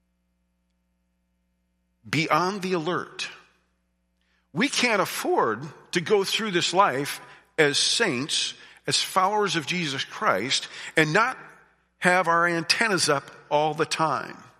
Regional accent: United States; I grew up in Amish country

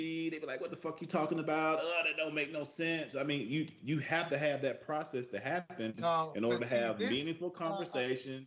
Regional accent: the South, United States; born and raised in the South

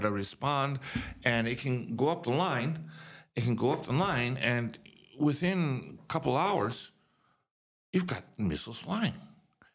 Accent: United States; moved away as an adult; also born or lived in Japan; now in Tokyo, Japan; growing up in America

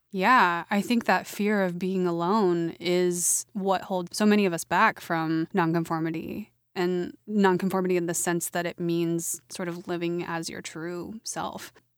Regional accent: Oklahoma City, Oklahoma, United States; moved away as an adult; I grew up in Oklahoma City, or a suburb, rather, of Oklahoma City.

